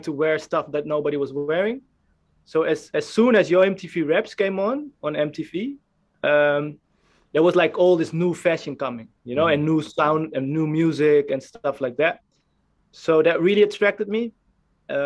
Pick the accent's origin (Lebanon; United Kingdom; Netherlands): Netherlands; Amstelveen, North Holland; in the neighborhood we lived, I'm from Amstelveen, which is close to Amsterdam, Amsterdam